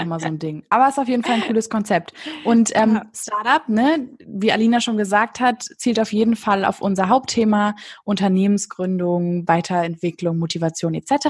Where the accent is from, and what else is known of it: Berlin, Germany; born or raised there